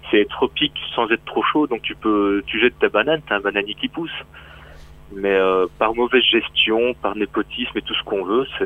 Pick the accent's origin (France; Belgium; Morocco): Belgium; Brussels; born there; Je suis un vrai Français, né à Bruxelles. Donc je suis né expat, moi.